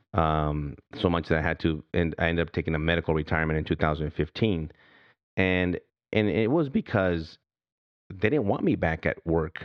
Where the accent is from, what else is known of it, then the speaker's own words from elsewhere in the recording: United States; I'm from here, from the United States of America